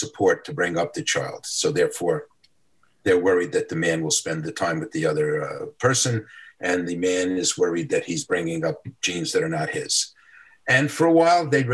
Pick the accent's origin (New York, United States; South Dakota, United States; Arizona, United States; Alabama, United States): New York, United States; New York City; I grew up in the South Bronx.